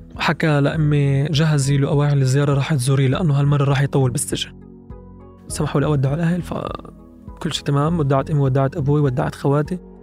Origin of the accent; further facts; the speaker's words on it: Bethlehem, West Bank, Palestine; من بيت لحم